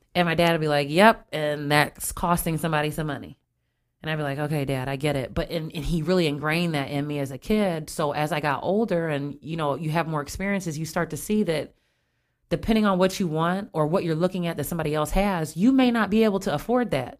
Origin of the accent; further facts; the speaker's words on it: Springfield, United States; I grew up here in Springfield